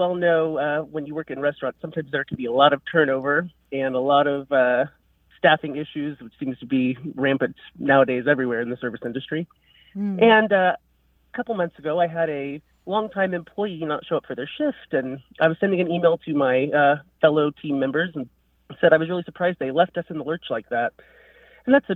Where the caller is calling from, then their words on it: Kokomo, Indiana, United States; I'm calling from Kokomo, Indiana